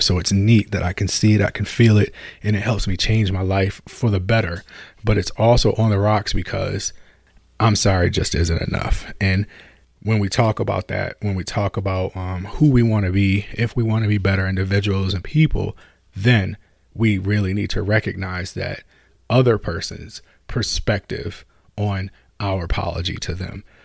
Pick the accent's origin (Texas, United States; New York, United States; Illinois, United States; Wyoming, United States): New York, United States; Buffalo; Buffalo, my hometown